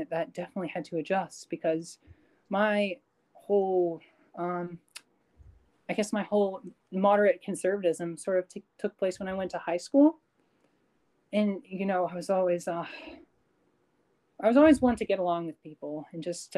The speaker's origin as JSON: {"language": "English", "country": "Canada", "said": "I'm Canadian"}